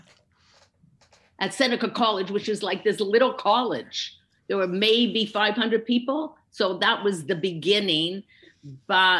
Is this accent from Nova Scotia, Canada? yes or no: no; Hamilton, Ontario, Canada; now in Toronto, Canada; I grew up in Hamilton, Ontario, which is an hour outside of Toronto